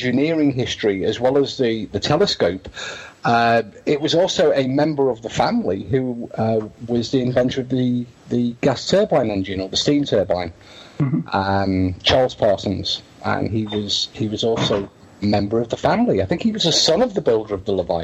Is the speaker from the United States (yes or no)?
no; England, United Kingdom; I'm English